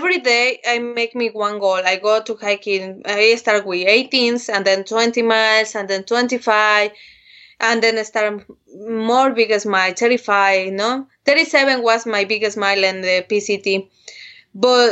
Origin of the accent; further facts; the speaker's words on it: Mexico; English is a second language; I'm from Mexico